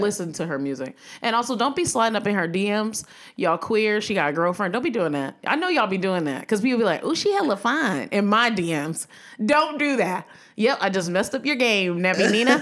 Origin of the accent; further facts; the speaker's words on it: Severn, Maryland, United States; I'm from Severn, Maryland, and no one knows where that is. Anne Arundel County, 45 minutes outside of Baltimore